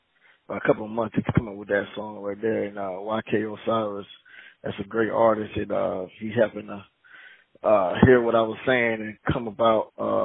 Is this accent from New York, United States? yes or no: no; Jacksonville, Florida, United States; I'm from Jacksonville, Florida